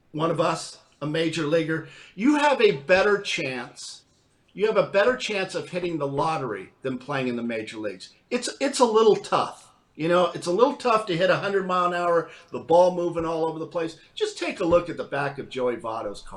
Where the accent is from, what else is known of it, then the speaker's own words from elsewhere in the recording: Southern California, United States; now in Cincinnati, United States; I'm from Southern California